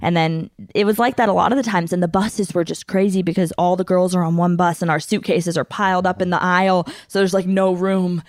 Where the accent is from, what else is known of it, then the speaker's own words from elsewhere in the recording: United States; we're American women